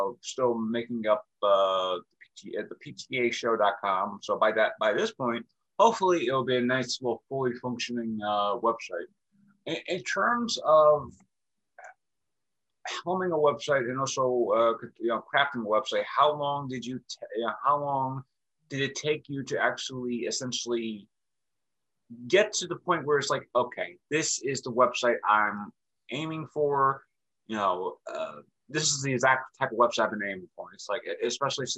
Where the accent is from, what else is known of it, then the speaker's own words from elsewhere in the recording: New York City, New York, United States; I live in Brooklyn. I was born in Brooklyn. So I'm like, I'm from Brooklyn